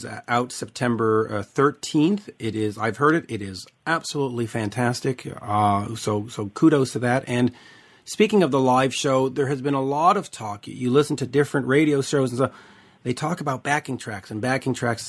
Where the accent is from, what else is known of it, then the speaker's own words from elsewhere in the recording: Quebec, Canada; now in Montreal, Canada; I'm up in Montreal